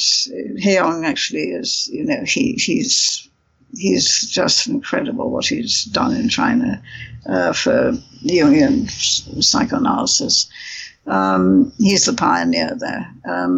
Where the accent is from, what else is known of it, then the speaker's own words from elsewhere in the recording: India; moved away; you survive a childhood in India